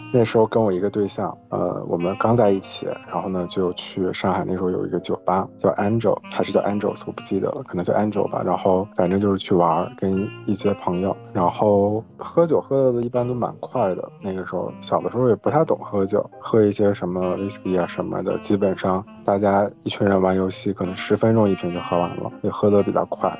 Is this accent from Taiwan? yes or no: no; Northeast China, China; now in Melbourne, Australia; 我是在东北出生的